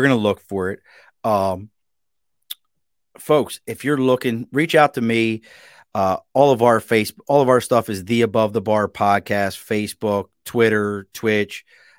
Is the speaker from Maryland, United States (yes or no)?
yes; Baltimore, Maryland, United States; now in Albany, United States; I grew up in Baltimore. So that's why you get a lot of Maryland love out of here